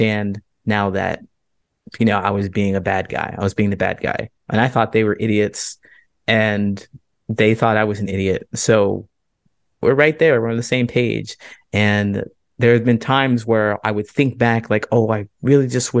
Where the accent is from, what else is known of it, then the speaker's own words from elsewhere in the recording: Ohio, United States; moved away as an adult; also born or lived in Central Valley, California / Modesto, California; now in Chicago, United States; I grew up in Ohio